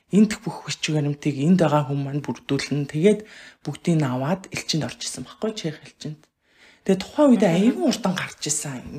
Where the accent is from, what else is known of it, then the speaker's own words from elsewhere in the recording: Mongolia; moved away as an adult; now in Sweden; би 2008 онд Монголоос гарч ирсэн байхгүй.